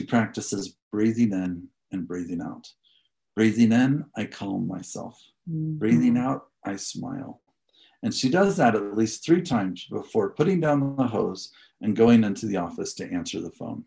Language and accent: English; Galesburg, Illinois, United States; moved away as an adult; also born or lived in North Carolina / Washington, District of Columbia, United States; now in Colorado Springs, United States; I grew up in Galesburg, Illinois